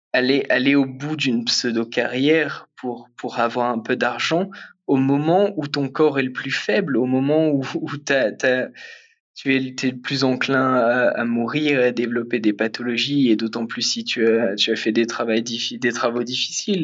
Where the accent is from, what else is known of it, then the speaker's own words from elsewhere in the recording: Picardy, Hauts-de-France, France; moved away as an adult; j'ai grandi en Picardie